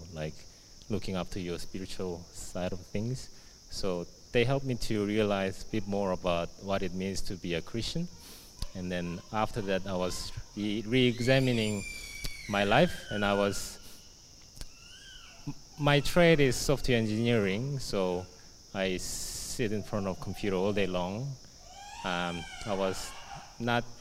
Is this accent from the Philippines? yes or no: no; South Korea; now in Australia; I was born and raised in South Korea